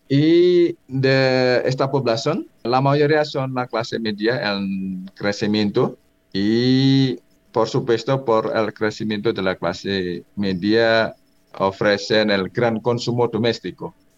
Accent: Indonesia; Spanish is a second language; moved away as an adult; now in Colombia

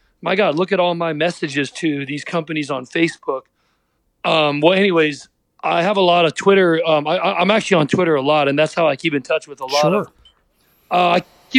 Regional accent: Pittsburgh, Pennsylvania, United States; I'm from Pittsburgh

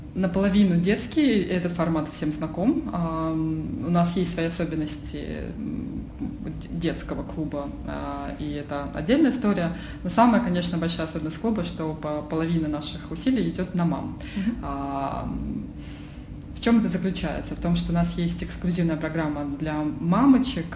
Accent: Oryol, Oryol Oblast, Russia; moved away as an adult; now in Moscow, Russia; Потом я переехала в Москву, а я из Орла

